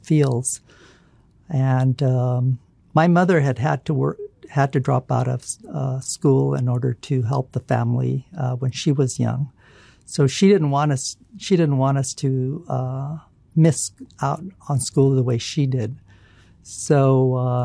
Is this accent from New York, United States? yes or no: no; Fresno, California, United States; also born or lived in San Diego, California / Sacramento, California; when I was growing up in Fresno